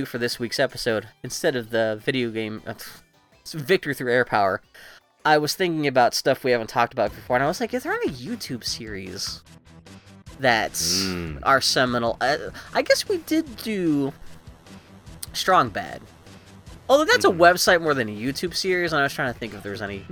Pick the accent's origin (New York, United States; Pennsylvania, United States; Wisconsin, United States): Pennsylvania, United States; Mount Oliver; now in Portland, United States; I grew up in Mount Oliver. Technically that's not a part of Pittsburgh, it's its own borough